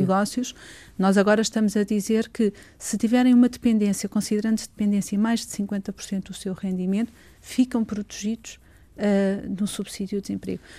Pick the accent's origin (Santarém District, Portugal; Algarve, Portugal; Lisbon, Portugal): Lisbon, Portugal; Torres Vedras; also born or lived in Sobral de Monte Agraço; Torres Vedras é a cidade onde nasci